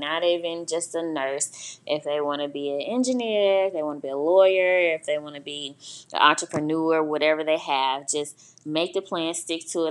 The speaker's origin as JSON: {"language": "English", "town": "Augusta", "region": "Georgia", "country": "United States", "also_born_or_lived": "Albany, Georgia", "moved": "as an adult", "said": "I'm from Augusta"}